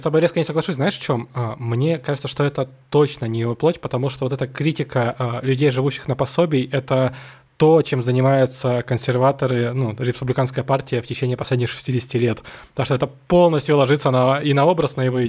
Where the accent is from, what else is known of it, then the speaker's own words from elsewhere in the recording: Saint Petersburg, Russia; я вообще вырос на Дыбенко